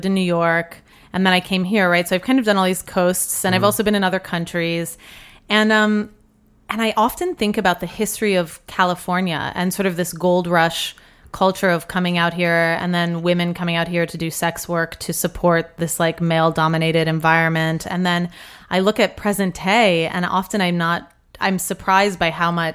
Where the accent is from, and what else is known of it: Colombia; born or raised there; moved away